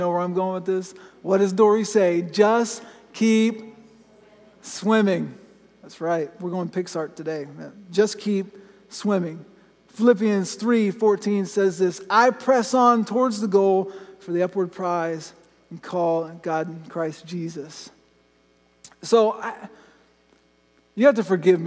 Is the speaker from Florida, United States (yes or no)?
yes; Florida, United States; I grew up in Florida, I've been canoeing my whole life